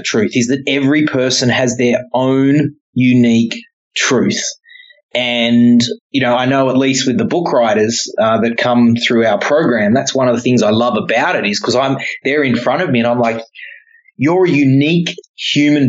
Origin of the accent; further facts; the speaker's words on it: Papua New Guinea; I was born in Papua New Guinea